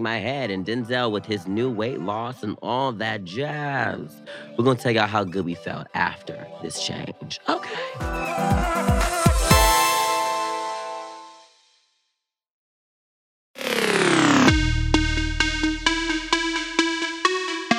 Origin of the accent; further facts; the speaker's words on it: the South, United States; me growing up in the South